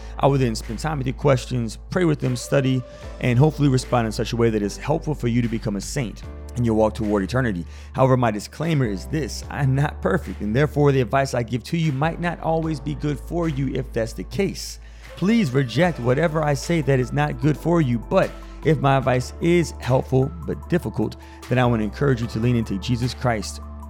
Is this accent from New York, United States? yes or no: yes; New York City, New York, United States; now in Albany, United States; I currently live near Albany, New York. I'm from New York, New York. We from New York.